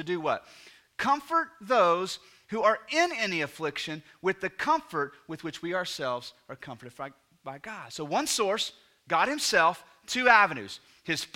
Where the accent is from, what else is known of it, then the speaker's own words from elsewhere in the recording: United States; So we're 21st century Americans